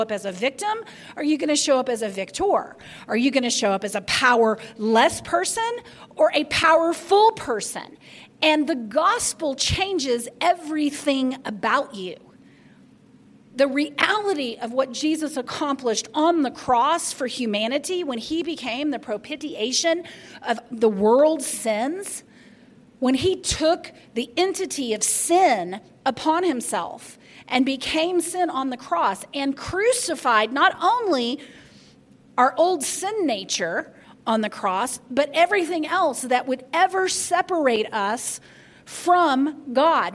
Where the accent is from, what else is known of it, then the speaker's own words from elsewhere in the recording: the Bible Belt, the South, United States; I grew up in the Bible Belt